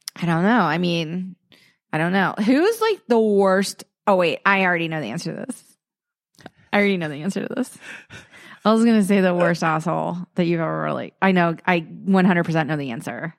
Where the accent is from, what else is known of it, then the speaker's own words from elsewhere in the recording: East Coast, United States; now in Los Angeles, United States; I grew up on the East Coast